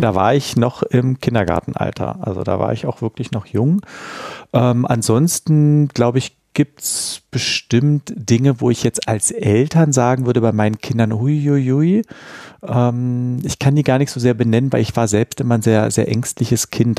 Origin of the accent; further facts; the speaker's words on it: Berlin, Germany; ich bin ja richtig in Berlin-Mitte aufgewachsen, äh, an der Sophienkirche